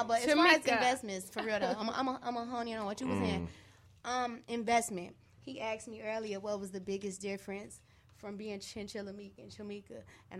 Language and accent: English; Santa Monica, California, United States; born there; now in Chicago, United States; I was born in Santa Monica, California.